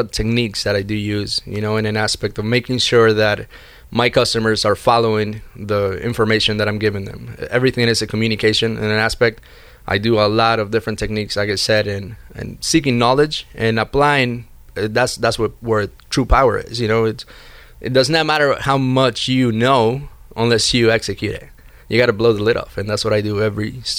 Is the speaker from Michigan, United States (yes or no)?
no; Miami, Florida, United States; also born or lived in Chicago; I went away uh, to Chicago from Miami. That's where I was raised in Miami, and my mother opened the credit card for me.